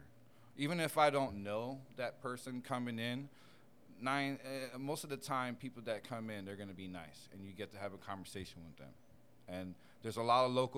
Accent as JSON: {"language": "English", "town": "Bethlehem", "region": "Pennsylvania", "country": "United States", "also_born_or_lived": "Puerto Rico", "moved": "yes", "said": "I'm from Bethlehem, Pennsylvania."}